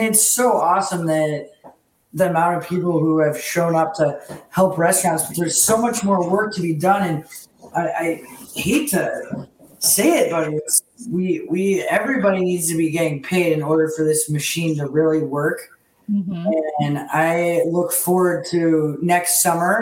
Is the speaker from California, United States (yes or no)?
no; Chicago, Illinois, United States; also born or lived in Houston, Texas; We moved to Chicago though when I was young